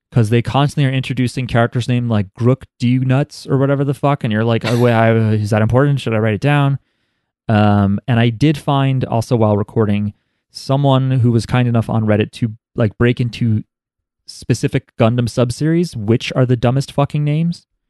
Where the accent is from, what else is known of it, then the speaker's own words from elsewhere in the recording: United States; we're American